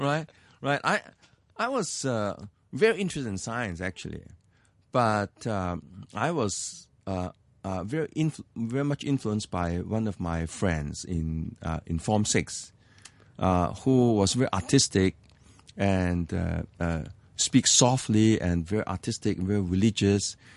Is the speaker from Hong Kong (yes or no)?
yes; Hong Kong; English is a second language; I was born in Hong Kong. I, I grew up in Hong Kong.